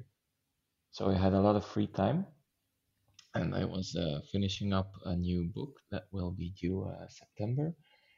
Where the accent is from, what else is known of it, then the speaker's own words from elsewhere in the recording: Flanders, Belgium; first language Dutch; English is a second language; Belgium is very small, and we're also split into halves concerning language. So there's the Dutch half and the French half